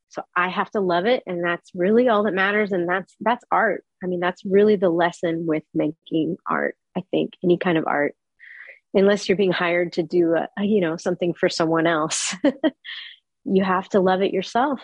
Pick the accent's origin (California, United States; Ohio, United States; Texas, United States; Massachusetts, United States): Texas, United States; also born or lived in New York City, United States; I was born in New York City, but I moved to Texas when I was about three or four. And I mostly grew up in Texas